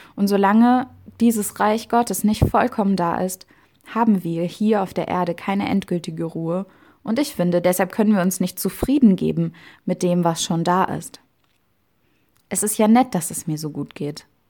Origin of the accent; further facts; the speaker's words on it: Germany; in Deutschland geboren worden zu sein und hier zu leben.